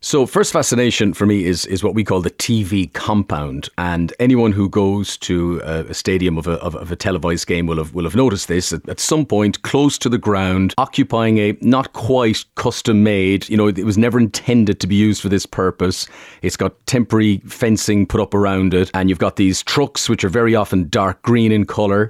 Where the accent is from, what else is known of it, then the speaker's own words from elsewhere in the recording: Limerick, Munster, Ireland; a strong Limerick accent where I'm from.